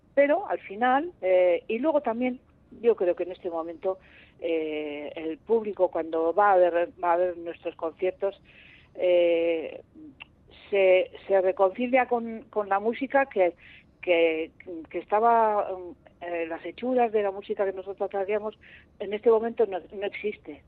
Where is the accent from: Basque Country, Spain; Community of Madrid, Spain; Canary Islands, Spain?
Community of Madrid, Spain; Madrid; yo soy de Madrid